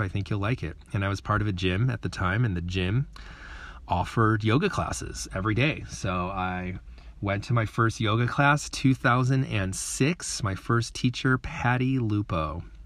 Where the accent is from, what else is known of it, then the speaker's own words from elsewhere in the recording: Chicago, Illinois, United States; also born or lived in San Francisco, California / New Zealand; I come from Chicago, Illinois. That is where I was born and raised